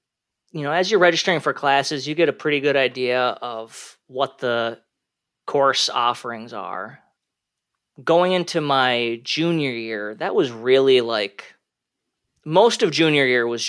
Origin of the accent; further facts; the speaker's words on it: Minnesota, United States; So I grew up in the Twin Cities area of Minnesota. I went to the University of Minnesota Twin Cities, class of 2009 for my undergrad.